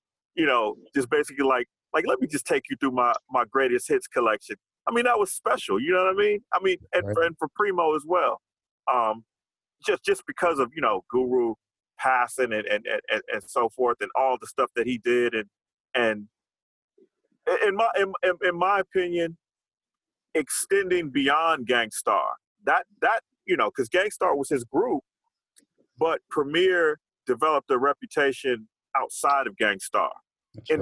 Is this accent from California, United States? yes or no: yes; Los Angeles, California, United States; I'm from Los Angeles